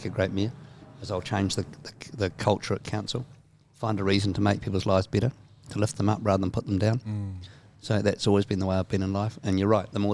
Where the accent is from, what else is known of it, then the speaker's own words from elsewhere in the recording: Greymouth, West Coast, New Zealand; also born or lived in England; now in Auckland, New Zealand; I come from the West Coast, obviously from Greymouth or country